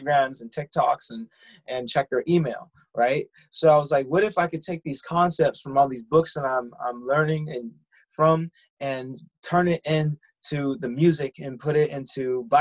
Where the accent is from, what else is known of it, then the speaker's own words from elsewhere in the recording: San Diego, California, United States; I am from San Diego, California